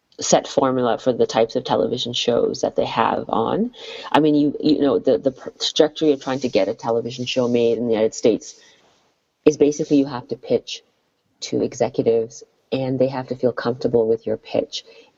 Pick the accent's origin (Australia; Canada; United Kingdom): Canada; And so as a Canadian who grew up, you know, as a child who grew up in Canada, my comedy was very Canadian.